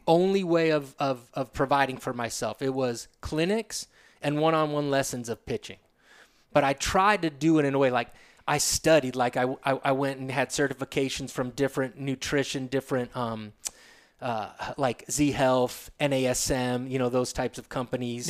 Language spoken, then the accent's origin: English; Sedona, Arizona, United States; also born or lived in Agoura Hills, California / Woodland Hills, California / Flagstaff, Arizona; at ten years o-, of age, we moved to Sedona from Agora Hills, Woodland Hills area